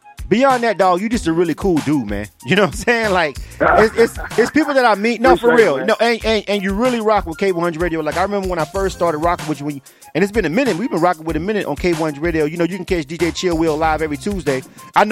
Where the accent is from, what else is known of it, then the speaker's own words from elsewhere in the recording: Florida, United States; I grew up in Florida. I'm from Florida.